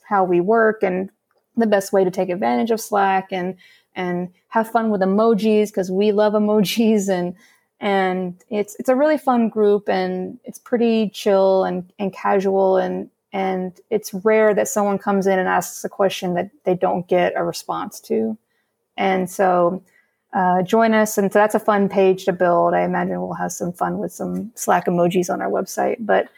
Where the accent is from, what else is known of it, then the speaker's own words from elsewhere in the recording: Alabama, United States; I grew up in Alabama.